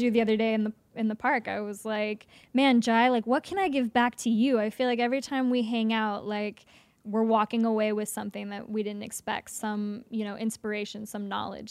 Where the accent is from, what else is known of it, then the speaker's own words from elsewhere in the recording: Nevada City, California, United States; also born or lived in Los Angeles; I grew up in California.